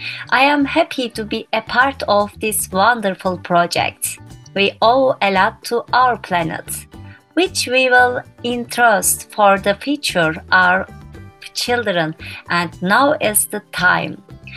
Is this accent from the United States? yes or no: no; Turkey; from Turkey.